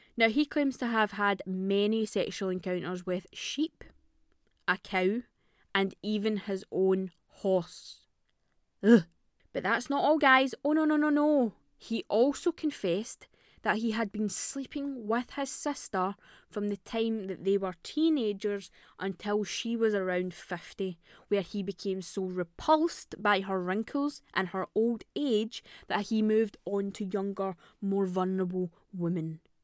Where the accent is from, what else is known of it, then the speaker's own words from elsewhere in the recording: Scotland, United Kingdom; I'm Scottish.